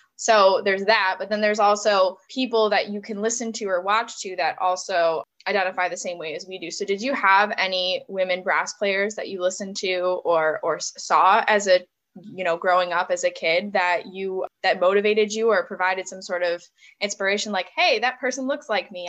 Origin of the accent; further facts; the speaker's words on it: Buffalo, New York, United States; moved away as an adult; also born or lived in Cleveland; I grew up in the Buffalo area.